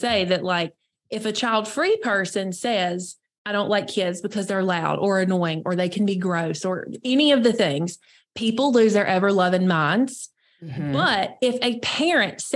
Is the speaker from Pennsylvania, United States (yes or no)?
no; North Carolina, United States; I'm born and raised in North Carolina